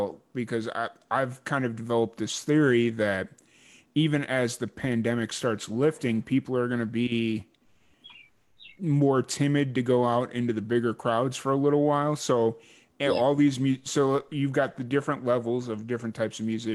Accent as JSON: {"language": "English", "town": "Chicago", "region": "Illinois", "country": "United States", "tie": "born or raised there", "said": "I grew up in Chicago or south suburbs of Chicago"}